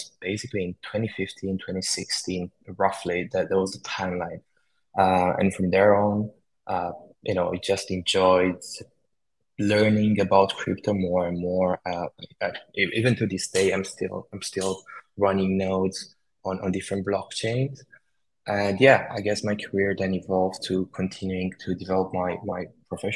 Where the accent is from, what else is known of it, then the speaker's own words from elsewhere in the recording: Romania; moved away as an adult; also born or lived in United Kingdom; I was born in Romania and then I moved to the UK to study computer science.